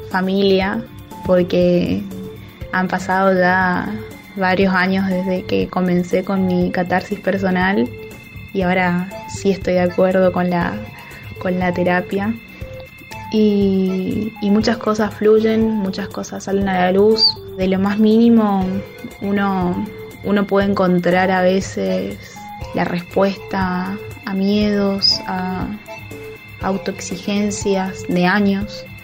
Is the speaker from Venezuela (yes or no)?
no; Misiones, Argentina; Soy argentina, de la provincia de Misiones.